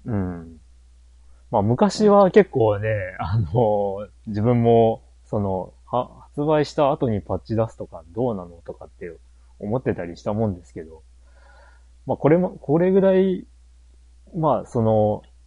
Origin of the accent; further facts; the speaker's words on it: Japan; 日本に、で生まれ育ってる